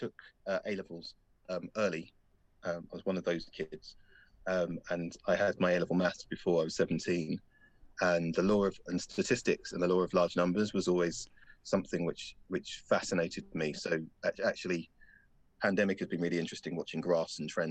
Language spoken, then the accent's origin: English; London, United Kingdom; Growing up black in London